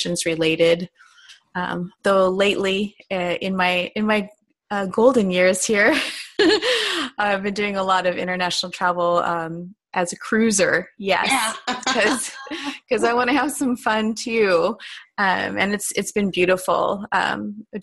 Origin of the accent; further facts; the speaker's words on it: Southern California, United States; also born or lived in Hawaii; I am a Southern California native